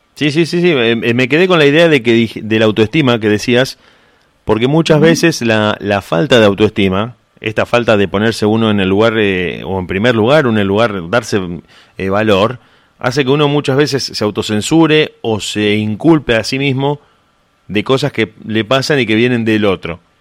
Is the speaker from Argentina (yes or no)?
yes; Argentina; tenemos eso los argentinos